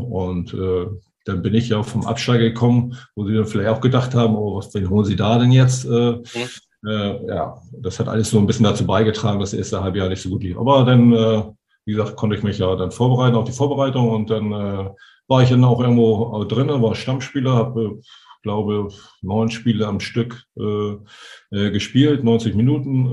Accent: Hamburg, Germany; als Hamburger

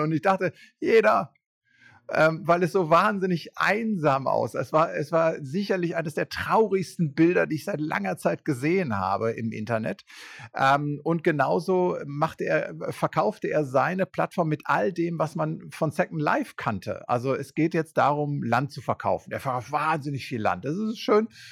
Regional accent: Germany; wir das erste Mal als Deutsche

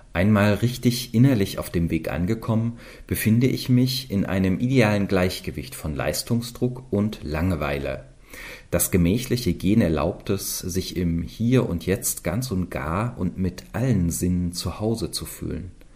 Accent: Eisenach, Thuringia, Germany; komme gebürtig aus Eisenach in Thüringen

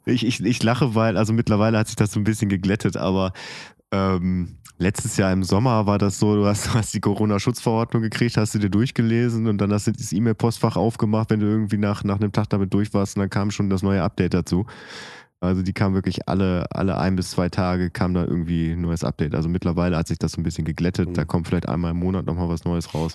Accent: Oerlinghausen, North Rhine-Westphalia, Germany; in meiner Heimatstadt äh, in Oerlinghausen

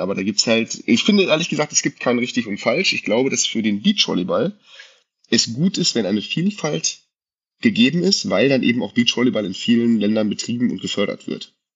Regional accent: Frankenberg, Germany; bei uns in Frankenberg

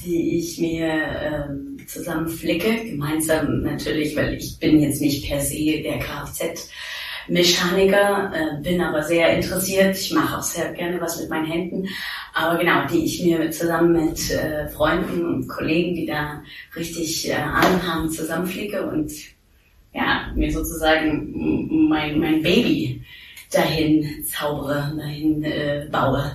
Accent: Thuringia, Germany; also born or lived in New York; now in Berlin, Germany; Ich komme aus Thüringen

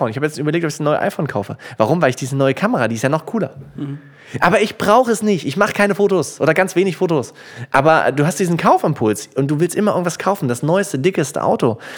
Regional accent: Germany; dadurch, dass wir als Deutsche so sparsam sind, überholen wir die schlechte Geldanlage

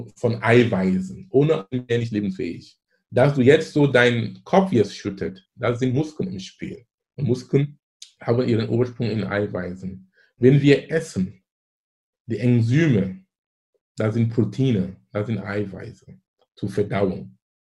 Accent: Cameroon; German is a second language; moved away as an adult; now in Germany; ich komme gebürtig aus Kamerun. Ich lebe in Deutschland hier seit fast 20 Jahren. Bin ich damals zum Studieren gekommen

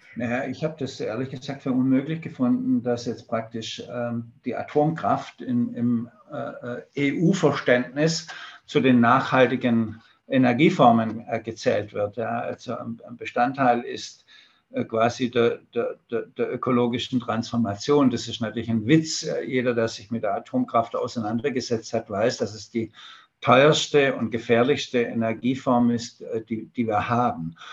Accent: Germany; bei uns in Deutschland

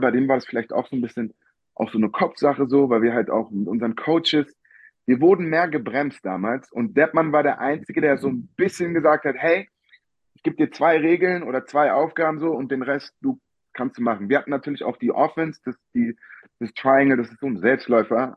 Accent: Berlin, Germany; ich bin Berliner Junge

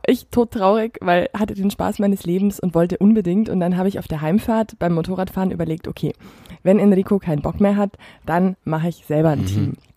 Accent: near Füssen, Bavaria, Germany; moved away as an adult; now in Munich, Germany; in der Nähe von Füssen ist so meine, meine Heimatregion.

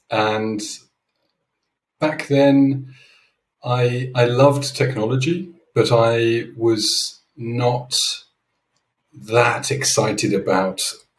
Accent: United Kingdom; also born or lived in Switzerland; So as you might hear from my accent, I am originally from the UK.

